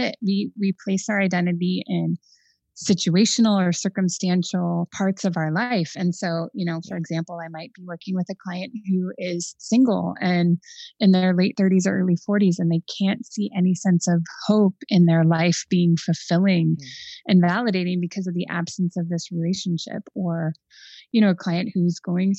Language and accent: English; Phoenix, Arizona, United States; now in Chicago, United States; I grew up in Phoenix, so I'm not, you know, I'm not acclimated to this Arctic temperature of the winter.